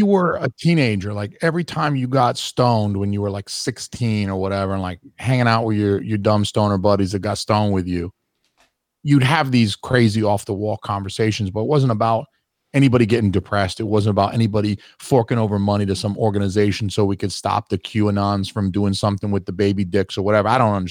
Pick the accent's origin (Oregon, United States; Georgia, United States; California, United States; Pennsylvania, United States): Georgia, United States; I'm from Georgia, too.